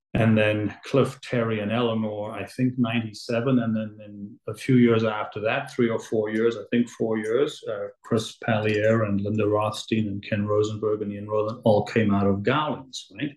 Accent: Johannesburg, Gauteng, South Africa; now in Toronto, Canada; I was born in Johannesburg, South Africa. And my family came to Toronto in the late 70s.

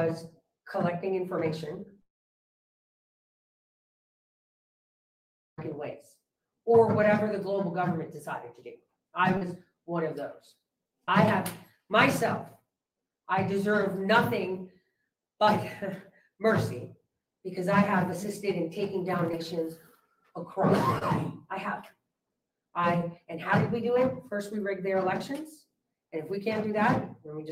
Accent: New York, United States; moved away; I'm from New York originally. I was born and bred there, first generation immigrants

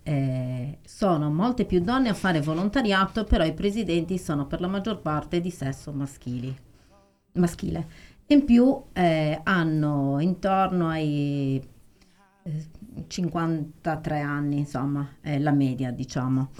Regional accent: Arbus, Sardinia, Italy; io amo il mio paese

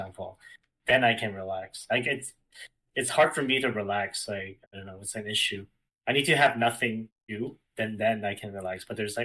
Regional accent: Vancouver, British Columbia, Canada; we were pretty sheltered, to be honest, growing up in Vancouver

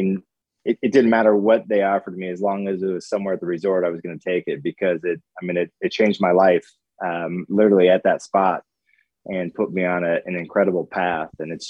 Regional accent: Idaho, United States; moved away as an adult; also born or lived in Pocatello, Idaho / Boise, Idaho; now in Bandon, United States; I moved up to Bandon in 2004, and I grew up in Idaho, went to school in the Boise area, learned to play golf in Eastern Idaho area

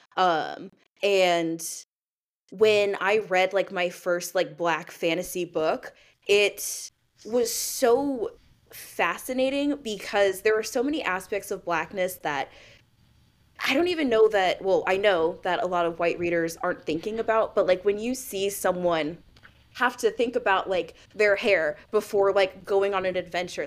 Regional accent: St. Louis, Missouri, United States; also born or lived in Maine; I'm from Saint Louis, uh, Missouri, but I went to school in the suburbs

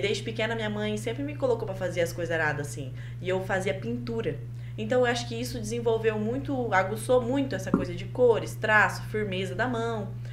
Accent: Colorado, Paraná, Brazil; moved away as an adult; now in Maringá, Brazil; Eu nasci em Colorado, cresci lá

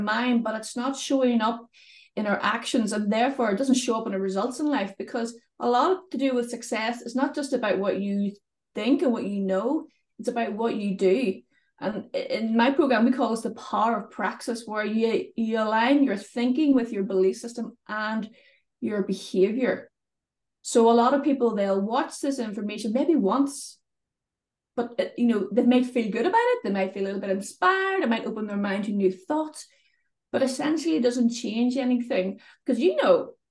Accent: Northern Ireland, United Kingdom; accent: Northern Irish; I live in Northern Ireland, as you may be able to tell from my accent. Sometimes it's mistaken as Scottish, but I'm definitely from the north of Ireland

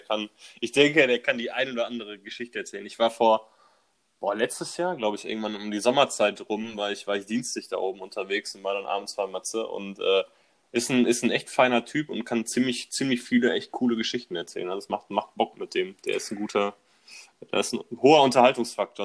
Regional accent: Bochum, North Rhine-Westphalia, Germany; Im äh, tiefsten Ruhrpott in Bochum, wo ich herkomme

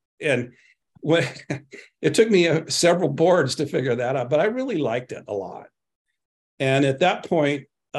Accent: West Coast, United States; also born or lived in Dallas, Texas; my entire family was born in Dallas, Texas. So we're all Texans. But we use the term escaped Texas when I was about in second grade, ended up on the West Coast

